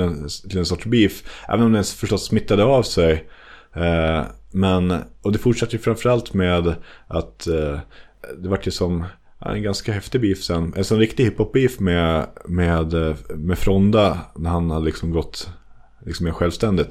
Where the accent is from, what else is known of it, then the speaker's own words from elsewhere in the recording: Västerås, Västmanland, Sweden; jag är från Bäckby Skälby